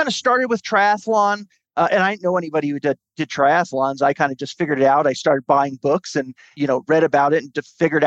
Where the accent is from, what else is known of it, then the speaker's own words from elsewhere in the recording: New Jersey, United States; moved away as an adult; I was born and raised in New Jersey, lived there until I was about 26